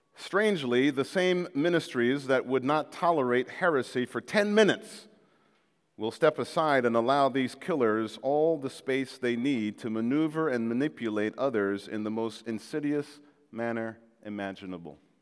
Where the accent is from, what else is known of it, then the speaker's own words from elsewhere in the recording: Jamaica; moved away; I came from Jamaica where Jamaica was part of the British Commonwealth.